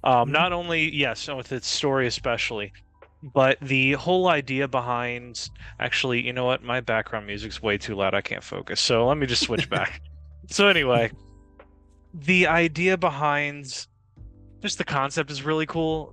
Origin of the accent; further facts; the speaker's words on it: Cajun, Louisiana, United States; I'm not Creole. I'm Cajun